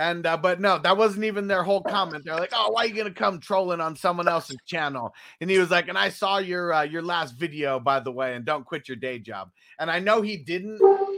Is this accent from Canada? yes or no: yes; Canada; I'm from Canada.